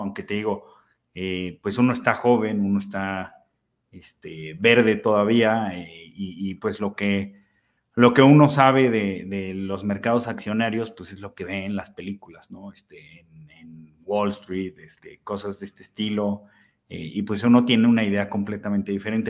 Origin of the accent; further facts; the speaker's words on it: Aguascalientes, Mexico; fue de las primeras tiendas de deportes en Aguascalientes, que es de donde soy.